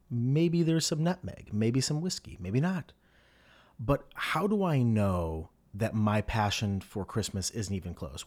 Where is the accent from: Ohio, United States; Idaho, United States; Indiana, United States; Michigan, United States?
Ohio, United States; Medina; moved away as an adult; also born or lived in New York; my hometown of Medina, Ohio, where I grew up and then I boomerang back to and I live now with my family.